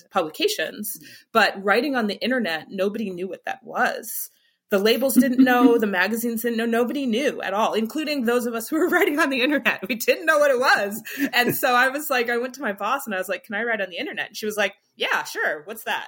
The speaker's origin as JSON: {"language": "English", "region": "Michigan", "country": "United States", "tie": "born or raised there", "moved": "yes", "lives_now": "Philadelphia, United States", "said": "I grew up in Michigan"}